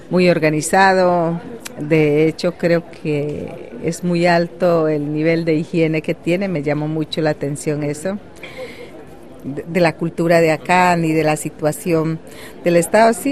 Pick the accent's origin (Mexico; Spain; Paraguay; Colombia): Colombia; Amazon region; yo soy indígena huitoto de la Amazonía colombiana.